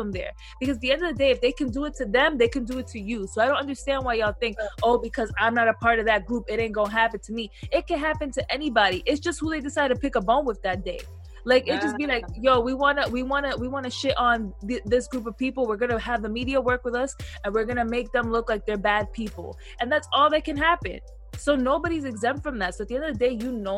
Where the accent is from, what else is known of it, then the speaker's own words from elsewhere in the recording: United States; I'm Black and I'm born in America.